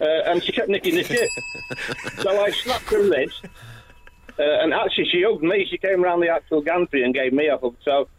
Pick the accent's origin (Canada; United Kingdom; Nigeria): United Kingdom; Preston, North West England; I'm from Preston.